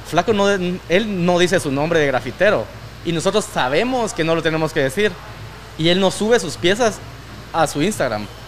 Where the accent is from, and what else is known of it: Guatemala